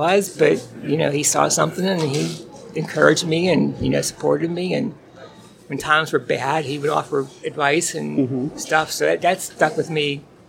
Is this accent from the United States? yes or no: yes; Pittsburgh, Pennsylvania, United States; I'm from Pittsburgh